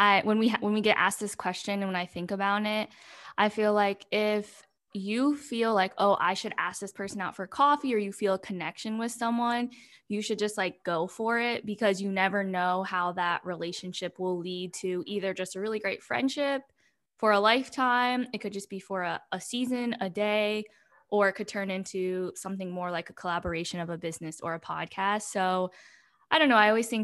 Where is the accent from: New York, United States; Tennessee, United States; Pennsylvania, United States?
Pennsylvania, United States; also born or lived in South Korea; now in Austin, United States; I live in Austin, Texas. I'm originally from Pennsylvania. Actually, I'm from South Korea, but grew up in America.